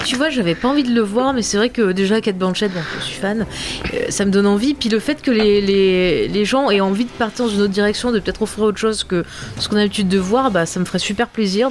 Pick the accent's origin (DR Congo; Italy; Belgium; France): France; je suis française